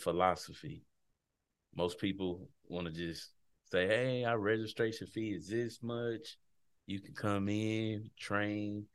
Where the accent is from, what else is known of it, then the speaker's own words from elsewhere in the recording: Texas, United States; moved away as an adult; also born or lived in Washington, D.C.; my home state of Texas. Glad to be home